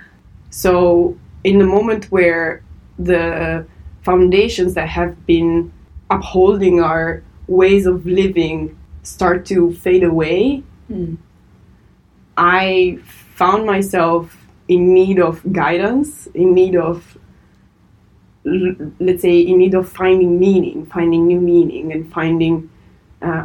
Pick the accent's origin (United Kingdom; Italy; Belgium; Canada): Italy; I was born and raised in Italy